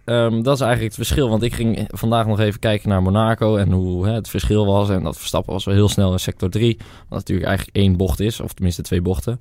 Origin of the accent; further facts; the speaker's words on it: Netherlands; we als Nederlanders